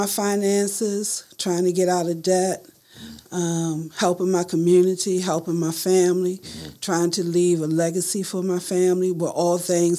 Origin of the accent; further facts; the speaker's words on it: Baltimore, Maryland, United States; I was born and raised in West Baltimore.